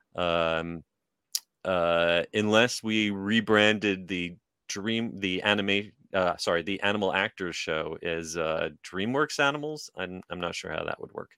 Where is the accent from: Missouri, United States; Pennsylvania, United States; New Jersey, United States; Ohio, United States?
New Jersey, United States; moved away; I, I grew up in New Jersey.